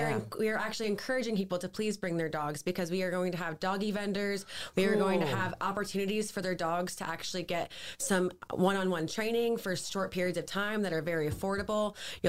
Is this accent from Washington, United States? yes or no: no; St. Augustine, Florida, United States; I grew up on Charlotte Street.